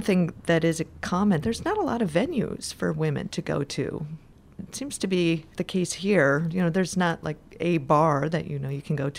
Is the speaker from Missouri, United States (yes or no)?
no; Green Bay, Wisconsin, United States; born there; moved away; also born or lived in Houston; I lived in Houston before I moved here for about 8 years, but I was born in Green Bay, Wisconsin, home of the Green Bay Packers, the best football